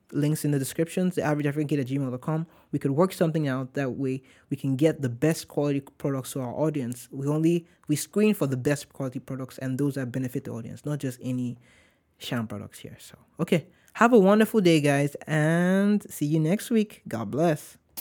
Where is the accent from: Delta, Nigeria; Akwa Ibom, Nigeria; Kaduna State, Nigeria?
Delta, Nigeria; Warri; now in United States; I'm not from Lagos. I'm from Warri.